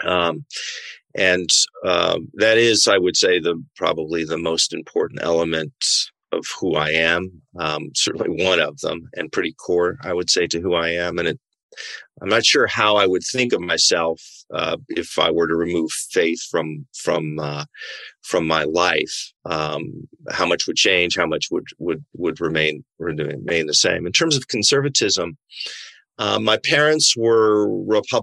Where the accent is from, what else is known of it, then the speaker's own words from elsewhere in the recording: Washington, United States; I grew up in Washington State